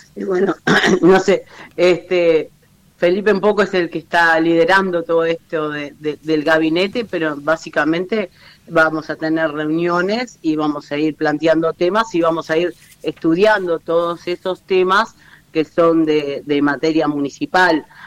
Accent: Montevideo, Uruguay; somos montevideanos

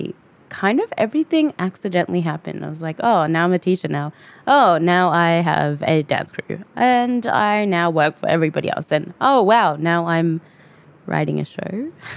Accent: Australia; accent: Australian; I am an Australian-born Fijian person

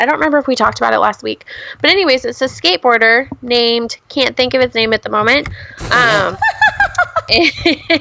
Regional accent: Washington, United States; I'm from Washington State.

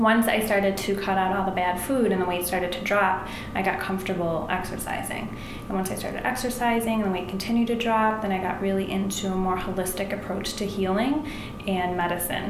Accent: Buffalo, New York, United States; now in Chicago, United States; I'm from Buffalo, New York

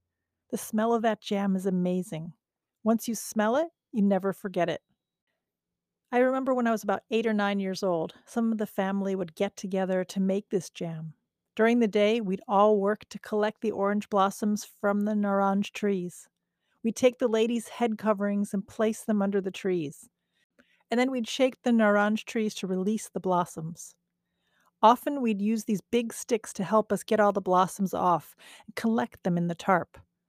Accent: Tehran, Tehran Province, Iran; When we were kids growing up in Tehran, every spring my family and I would go visit my grandmother's sisters on the other side of the mountains in Gorgan, not far from the Caspian Sea.

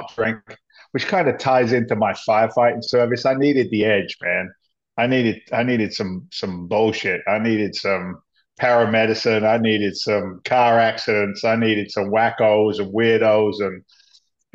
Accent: England, United Kingdom; moved away as an adult; also born or lived in London; now in United States; I was an immigrant to the States. I came from England back in 86.

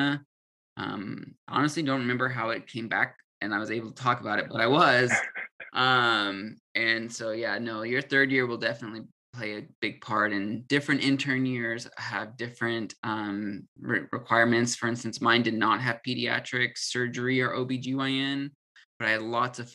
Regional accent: California, United States; moved away as an adult; also born or lived in Utah / Colorado; I'm from California. I did undergrad in Utah.

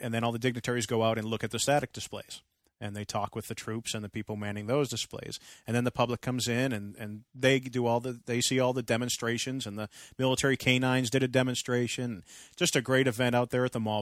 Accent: Andover, Massachusetts, United States; moved away; Andover, North Andover, Lawrence, Methuen, my hometown area

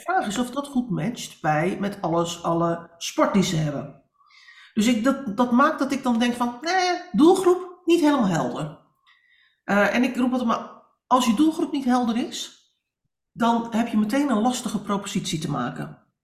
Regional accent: Netherlands; wij als Nederlanders

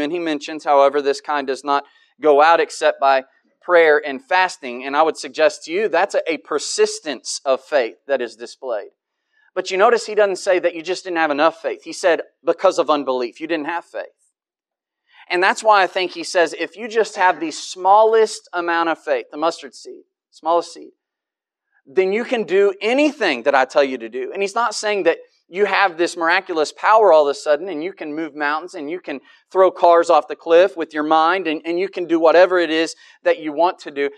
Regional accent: United States; I'm an American

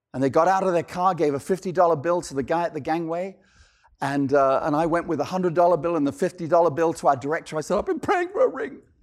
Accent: London, United Kingdom; moved away; I'm originally from London, England

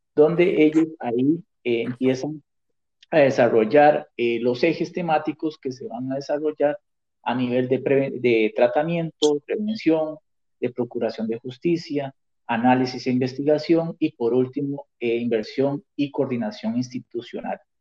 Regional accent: Costa Rica; moved away as an adult; now in New York, United States; yo estoy radicado en, Nueva York hace cuatro años y yo soy costarricense

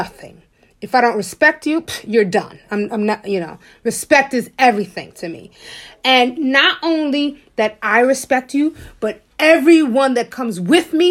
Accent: New York City, New York, United States; I'm from Harlem

